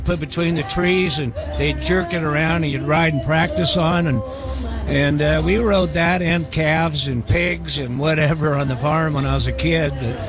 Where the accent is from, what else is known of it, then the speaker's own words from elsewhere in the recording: Idaho, United States; born there; I was born in Idaho, and I think Bob is right.